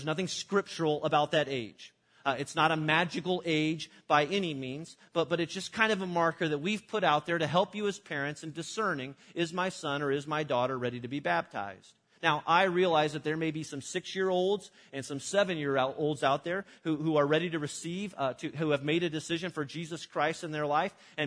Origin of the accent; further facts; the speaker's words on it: Illinois, United States; my church that I grew up in Illinois